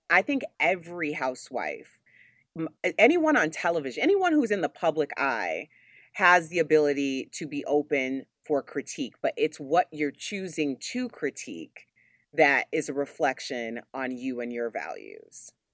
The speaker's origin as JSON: {"language": "English", "town": "Chicago", "region": "Illinois", "country": "United States", "said": "I'm from Chicago"}